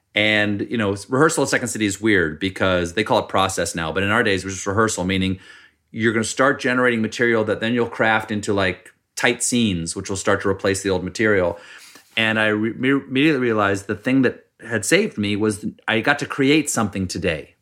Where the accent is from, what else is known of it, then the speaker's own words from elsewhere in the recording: Charleston, South Carolina, United States; moved away; also born or lived in Washington D.C.; I was born in Washington D.C., but I really only remember South Carolina because I moved there when I was four.